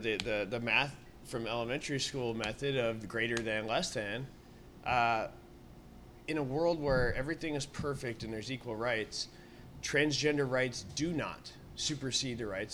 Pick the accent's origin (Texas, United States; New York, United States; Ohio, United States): Texas, United States; El Paso; now in Omaha, United States; I'm from El Paso, Texas. I grew up on the border